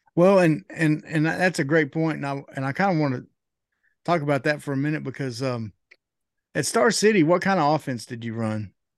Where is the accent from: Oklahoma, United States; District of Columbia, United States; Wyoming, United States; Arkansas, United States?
Arkansas, United States; Greenbrier; also born or lived in Conway, Arkansas / Camden, Arkansas; I grew up in Greenbrier